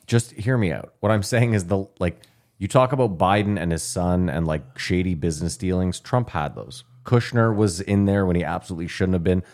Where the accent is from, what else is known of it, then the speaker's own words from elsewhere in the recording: Canada; we're Canadian.